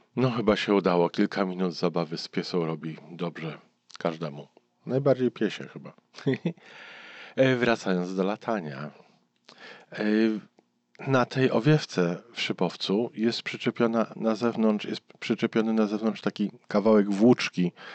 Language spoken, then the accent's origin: Polish; Warsaw, Masovian Voivodeship, Poland; urosłem w pobliżu lotniska, e, na Gocławiu. Teraz tam jest duże osiedle, ale jak ja dorastałem, tam było lotnisko sportowe. Wielka łąka zaraz obok Warszawy